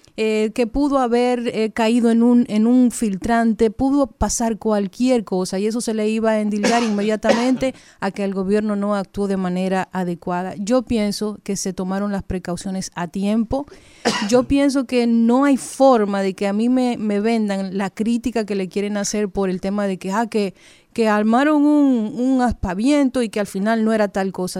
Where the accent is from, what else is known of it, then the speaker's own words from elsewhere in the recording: Dominican Republic; Dominicana no hay suficientes precauciones para nada, porque somos indisciplinados, somos imprudentes